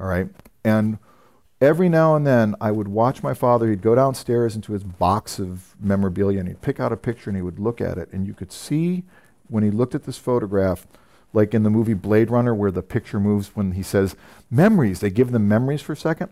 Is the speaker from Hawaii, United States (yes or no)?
no; San Francisco, California, United States; moved away; I'm from San Francisco originally